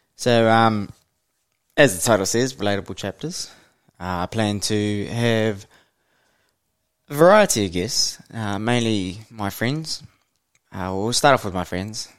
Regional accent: Hamilton, Waikato, New Zealand; I grew up in the mighty Waikato, uh, born and bred in Hamilton, New Zealand.

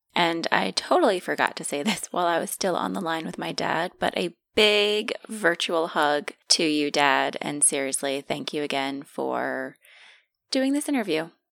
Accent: United States; moved away; we are from originally from New York and New Jersey, and we are very friendly people

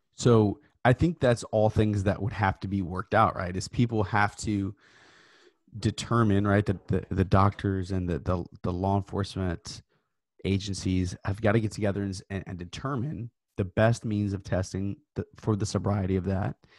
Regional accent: Tennessee, United States; my home state of Tennessee

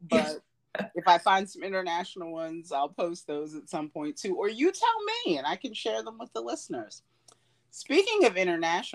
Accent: United States

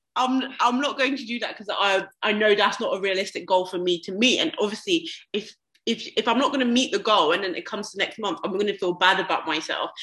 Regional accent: London, United Kingdom; now in Birmingham, United Kingdom; I'm from London as well

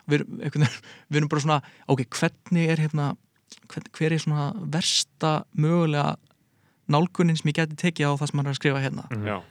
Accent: Garðabær, Capital Region, Iceland; ég er úr Galabænum

